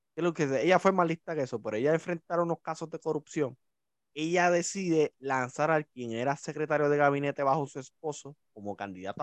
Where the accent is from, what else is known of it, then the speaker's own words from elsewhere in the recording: Puerto Rico; como somos los puertorriqueños